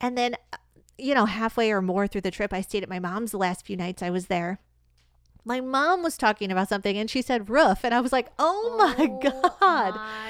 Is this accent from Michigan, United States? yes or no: yes; Michigan, United States; But, like, upon re-entering dating, when people find out I'm from Michigan, they often, they go, oh, Michigan. Like, I don't hear a lot of that Midwest accent in you.